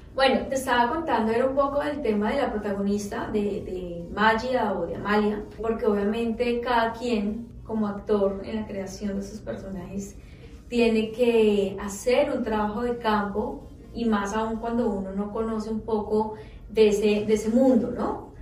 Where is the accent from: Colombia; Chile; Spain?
Colombia; hablando como colombiana